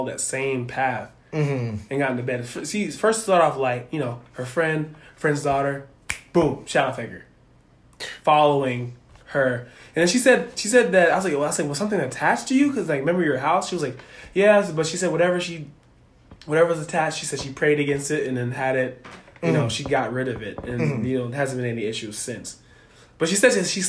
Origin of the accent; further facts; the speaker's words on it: Florida, United States; also born or lived in Oklahoma; we grew up in Florida